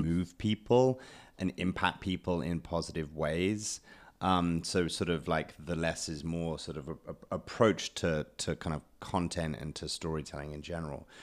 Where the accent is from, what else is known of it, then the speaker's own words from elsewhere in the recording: United Kingdom; I'm British